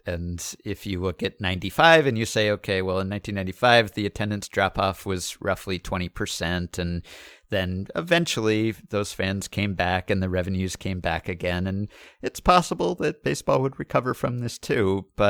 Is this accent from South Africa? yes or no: no; Canada; which, as a Canadian, would be a big boost to NBA popularity here.